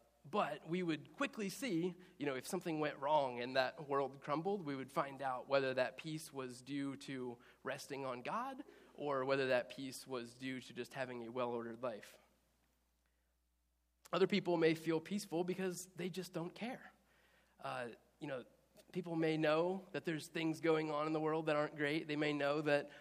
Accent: Indiana, United States; moved away as an adult; also born or lived in Easton, Maryland; I grew up in Indiana

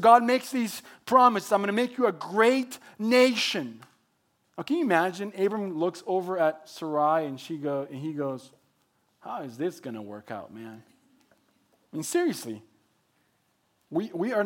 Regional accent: Mexico; English is a second language; moved away as an adult; also born or lived in Texas; now in Oregon, United States; I was born and raised in Mexico

